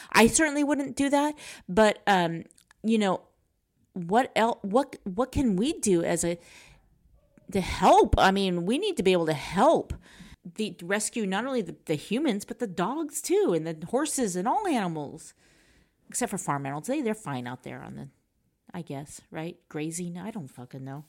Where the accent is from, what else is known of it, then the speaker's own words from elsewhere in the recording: United States; I'm American